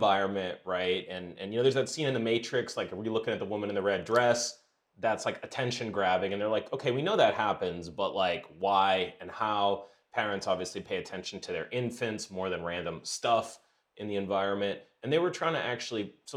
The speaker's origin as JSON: {"language": "English", "country": "United States", "said": "I'm from America."}